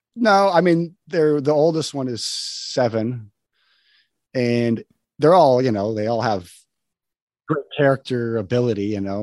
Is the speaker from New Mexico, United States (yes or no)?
yes; New Mexico, United States; moved away; also born or lived in Wyoming / Los Angeles; I grew up in the country in New Me